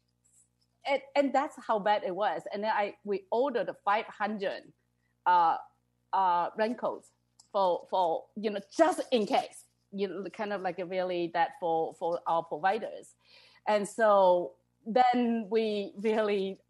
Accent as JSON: {"language": "English", "country": "China", "moved": "yes", "said": "I came from China originally"}